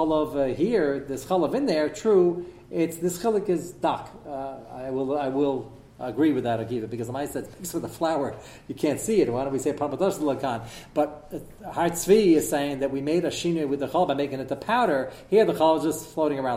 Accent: United States; I'm an American

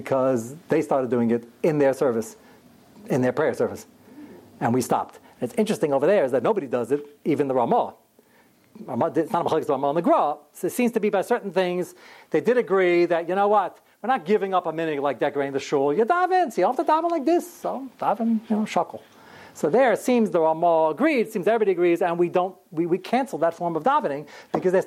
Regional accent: United States; I'm fifth generation American, and before that, we're from Kovna

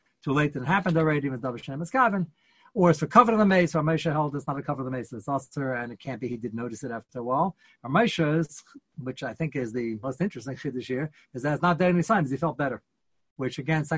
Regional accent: United States; we're American

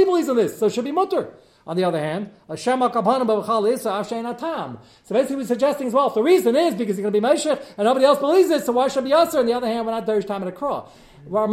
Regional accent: New York, United States; I'm New York

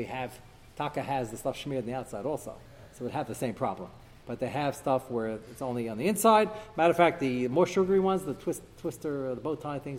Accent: United States; moved away; I grew up in America

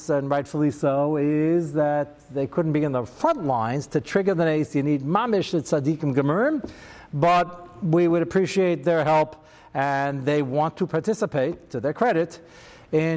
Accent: United States; I'm very American

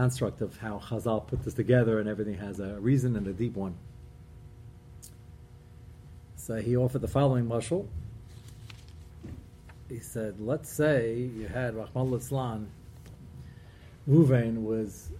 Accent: Brooklyn, New York, United States; I'm from Brooklyn

